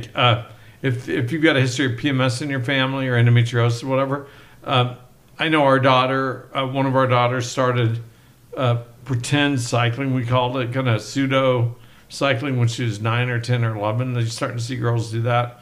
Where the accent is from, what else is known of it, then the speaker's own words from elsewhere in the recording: Oklahoma, United States; moved away; also born or lived in Mississippi; I grew up in Oklahoma.